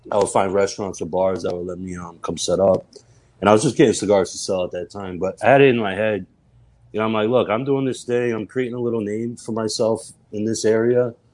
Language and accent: English; Durham, North Carolina, United States; Yeah, uh, yeah, I'm from Durham.